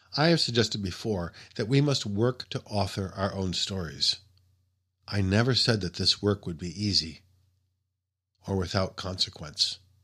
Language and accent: English; United States; as an American reader